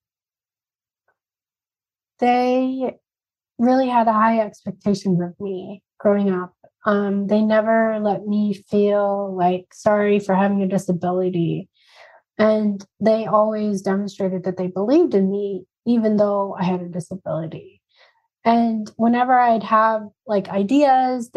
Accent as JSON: {"language": "English", "town": "Spokane", "region": "Washington", "country": "United States", "tie": "born or raised there", "also_born_or_lived": "India / New York", "moved": "yes", "lives_now": "Phoenix, United States", "said": "my hometown in Spokane"}